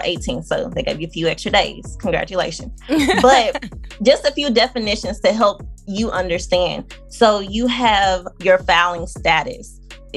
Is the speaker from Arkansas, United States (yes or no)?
yes; Arkansas, United States; moved away; I'm from Arkansas